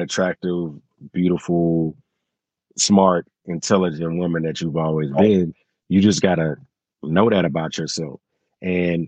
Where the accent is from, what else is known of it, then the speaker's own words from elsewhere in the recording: Houston, Texas, United States; I'm from Houston, Texas